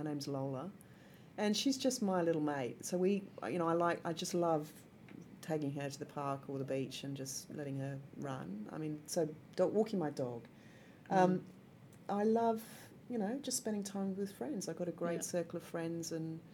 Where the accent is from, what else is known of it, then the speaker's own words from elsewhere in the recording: Singapore; I grew up in Singapore